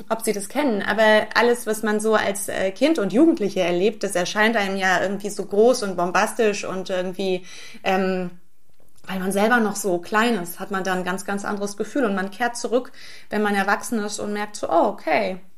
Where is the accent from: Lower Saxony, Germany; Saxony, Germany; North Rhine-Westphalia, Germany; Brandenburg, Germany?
North Rhine-Westphalia, Germany; Brühl; now in Berlin, Germany; Naja, wenn man so in Brühl aufwächst, dann ist ja Köln die große weite Welt